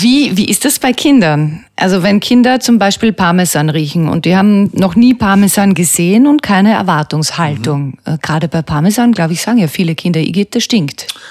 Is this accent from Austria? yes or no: yes; Böheimkirchen, Lower Austria, Austria; mein Heimatort Böheimkirchen.